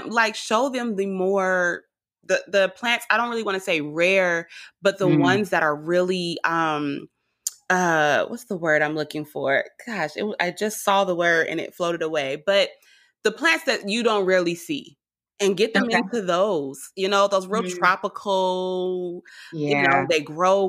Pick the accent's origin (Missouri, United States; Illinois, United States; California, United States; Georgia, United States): California, United States; Richmond; I'm from Richmond, California